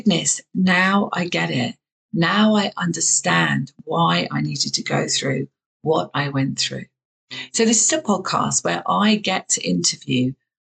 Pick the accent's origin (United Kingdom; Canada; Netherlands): United Kingdom; southern England; accent: southern English; I have a very southern English accent